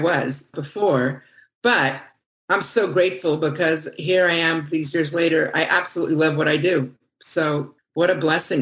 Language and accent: English; Los Angeles, California, United States; moved away as an adult; also born or lived in France / London; I grew up in Los Angeles